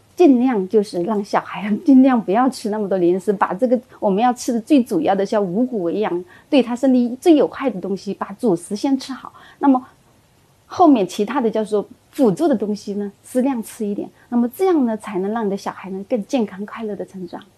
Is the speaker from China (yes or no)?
yes; China; 我们中国人